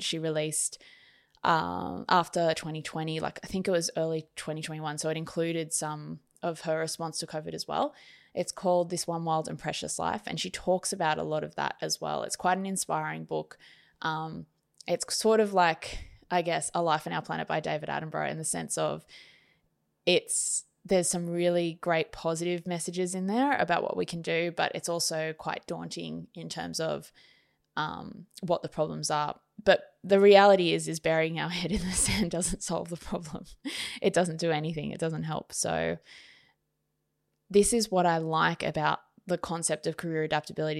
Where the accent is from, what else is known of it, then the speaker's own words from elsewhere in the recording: Sydney, New South Wales, Australia; also born or lived in Queensland / Wollongong; I was brought up in Sydney